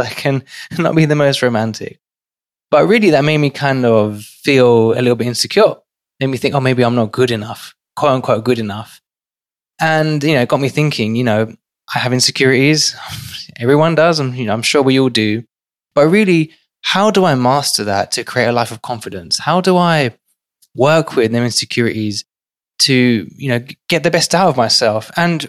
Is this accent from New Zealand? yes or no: no; London, United Kingdom; now in New York City, United States; growing up in one of London's most financially deprived and crime-ridden areas to today working in New York City